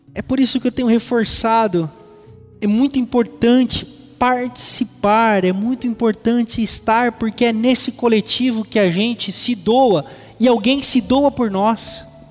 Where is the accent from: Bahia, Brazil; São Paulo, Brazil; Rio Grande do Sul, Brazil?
São Paulo, Brazil; Presidente Venceslau; moved away; lá na minha cidade, Presidente Venceslau